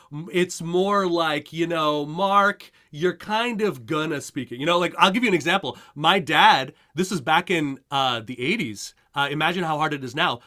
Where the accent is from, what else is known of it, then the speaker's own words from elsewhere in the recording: Montreal, Quebec, Canada; moved away as an adult; now in United States; I, uh, I grew up in Montreal, Canada